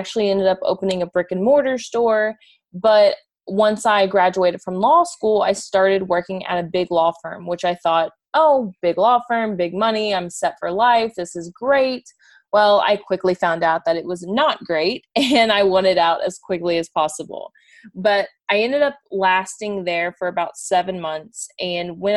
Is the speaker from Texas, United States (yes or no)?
yes; Houston, Texas, United States; moved away as an adult; also born or lived in Cincinnati, Ohio; I'm from Houston, Texas